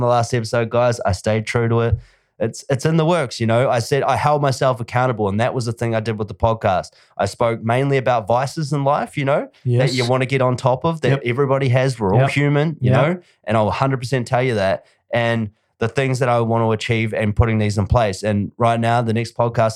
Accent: New Zealand; now in Australia; I'm from New Zealand. I still call New Zealand home, even though I own a home here.

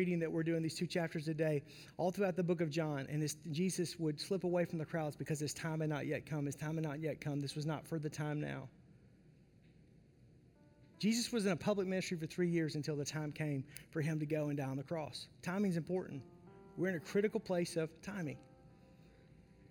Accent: the South, United States; I grew up in the South

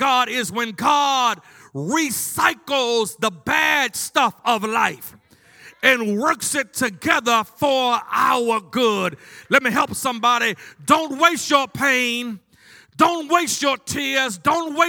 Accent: Baltimore, Maryland, United States; growing up in Baltimore

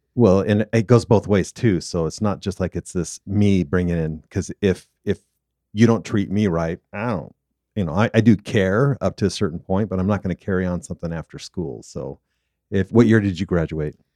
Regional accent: Southern California, United States; now in Utah, United States; growing up in Southern California, I love two seasons

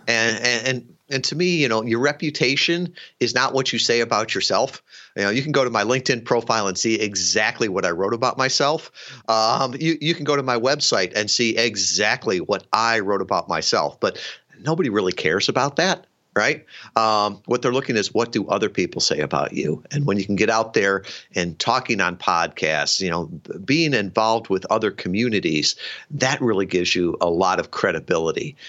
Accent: suburban Chicago, Illinois, United States; moved away as an adult; grew up in uh, suburban uh, Chicago

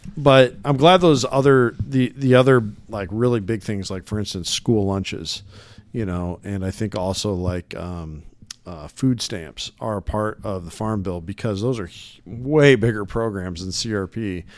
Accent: Illinois side, United States; also born or lived in Davenport, Iowa; I grew up nearby in the Quad City area. but on the Illinois side of the river.

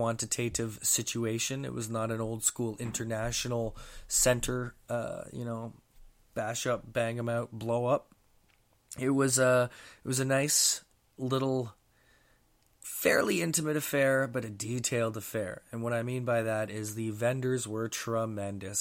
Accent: Mississauga, Ontario, Canada; Held in my hometown here

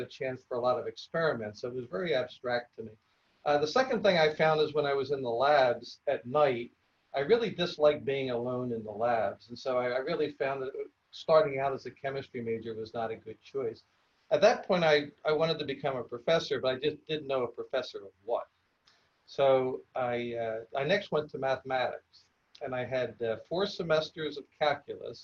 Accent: Philadelphia, Pennsylvania, United States; I grew up in Philadelphia and about 20 blocks from the school

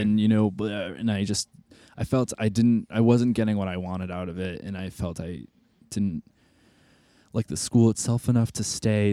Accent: Massachusetts, United States; moved away as an adult; also born or lived in Boston; now in Chicago, United States; I'm from Massachusetts

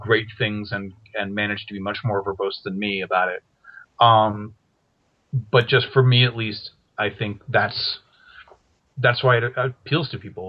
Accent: Maine, United States; moved away as an adult; also born or lived in Massachusetts; now in California, United States; I grew up in New England, actually. I'm from Maine

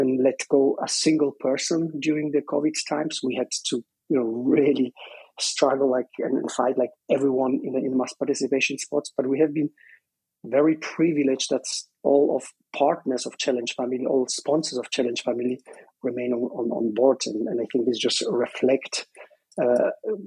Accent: southwest Poland, Poland; moved away as an adult; I was born in Poland, in the southwest of Poland, which used to be German part

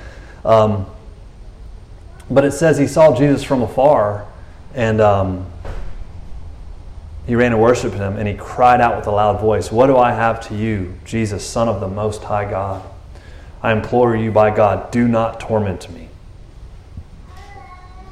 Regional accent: Texas, United States; I'm a Texan

